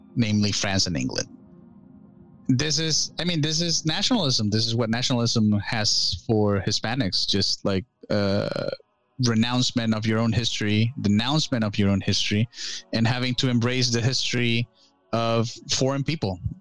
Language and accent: English; Venezuela; also born or lived in Illinois, United States; now in United States; I grew up in Venezuela all my life